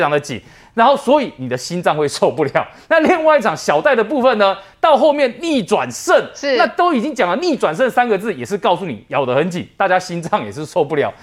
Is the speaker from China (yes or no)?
no; Taiwan; 因为我们台湾人要比如来这个去拔杯，熊熊要拔那个snap，拔得醒杯嘛